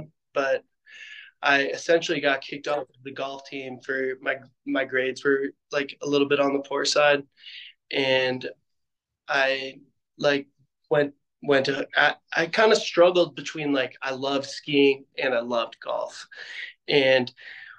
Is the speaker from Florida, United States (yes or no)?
no; outside of Chicago, Illinois, United States; now in Park City, United States; I grew up outside of Chicago.